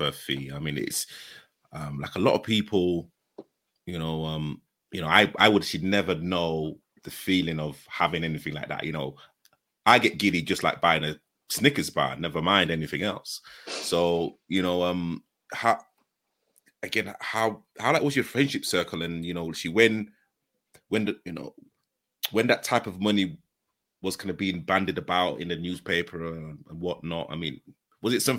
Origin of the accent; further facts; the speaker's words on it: Leeds, Yorkshire and the Humber, United Kingdom; I'm from Leeds